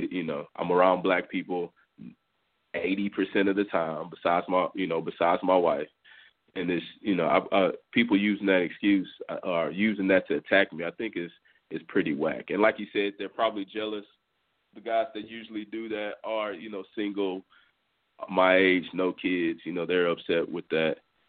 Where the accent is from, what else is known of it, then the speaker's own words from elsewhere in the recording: Clearbrook, Texas, United States; I grew up in Clearbrook. I went to school in Friendswood.